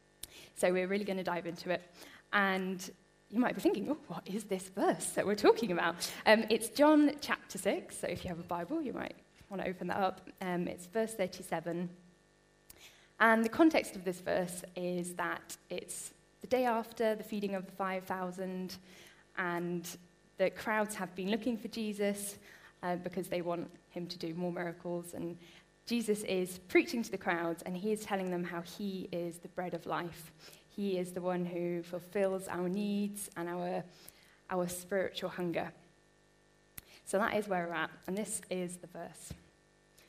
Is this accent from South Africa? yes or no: no; Bristol, South West England, United Kingdom; now in Harrogate, United Kingdom; I grew up in Bristol, which is a great place to grow up